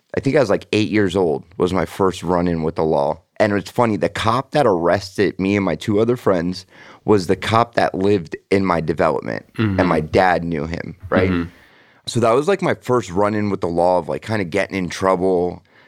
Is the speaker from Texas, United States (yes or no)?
no; Sunrise, Florida, United States; also born or lived in Parkwood Isles, Davie, Florida; I grew up in Sunrise until I was like what 11